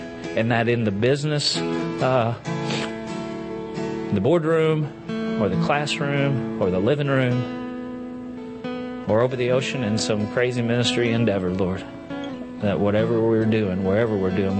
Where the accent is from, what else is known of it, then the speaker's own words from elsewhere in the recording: Enola, Pennsylvania, United States; from Enola.